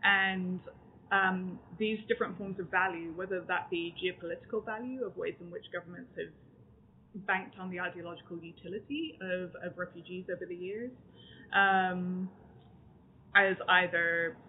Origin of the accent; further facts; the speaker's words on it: Texas, United States; also born or lived in Canada; despite my accent, I actually grew up in Texas, I was born in Canada, so I had this transnational upbringing across countries